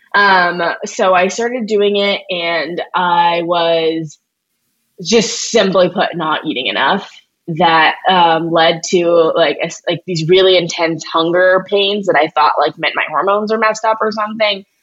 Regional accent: St. Louis, Missouri, United States; I'm from St. Louis

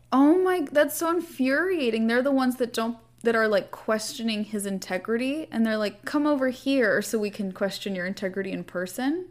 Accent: California, United States; I'm from California

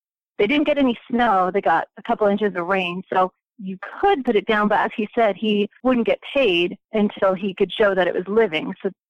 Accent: Indiana, United States; I'm from Indiana

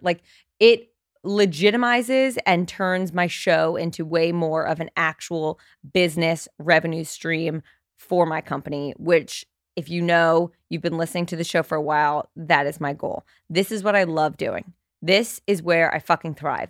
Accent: New Jersey, United States; moved away as an adult; now in New York City, United States; I grew up in Jersey, but I've been in New York for the past ten years.

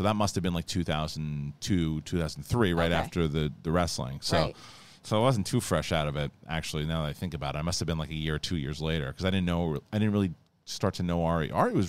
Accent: Alaska, United States; growing up in Alaska was tough

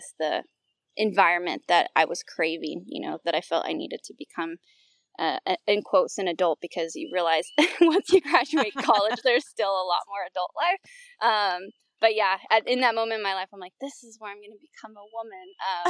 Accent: Downey, California, United States; Yeah, so I grew up in Southern California, Los Angeles, and then even more specifically Downey, California.

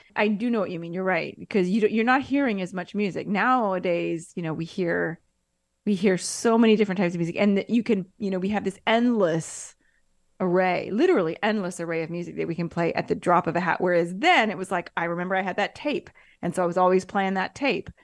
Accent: Seattle, Washington, United States; moved away; I'm from Seattle

